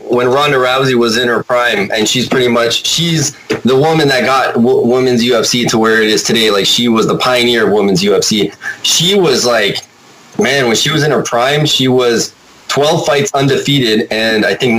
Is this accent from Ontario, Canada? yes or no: yes; Toronto, Ontario, Canada; born there; Yeah, I was born in Toronto, so.